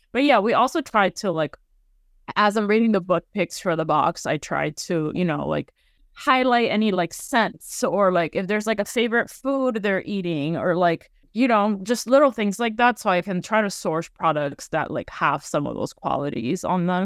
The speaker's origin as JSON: {"language": "English", "town": "Miami", "region": "Florida", "country": "United States", "tie": "born or raised there", "moved": "yes", "said": "growing up, like, in Florida, it's very much, or in Miami anyway"}